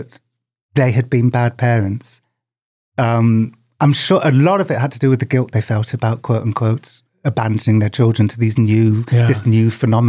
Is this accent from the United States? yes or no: no; United Kingdom; Just as a child growing up in Britain